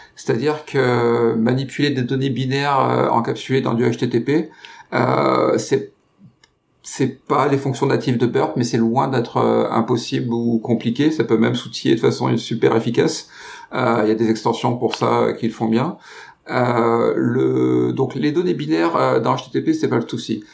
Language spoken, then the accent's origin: French; France; je suis français